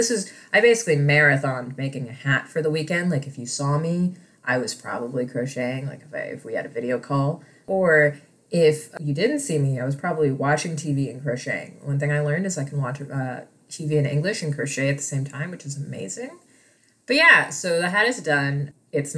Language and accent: English; Midwest, United States; I grew up in the Midwest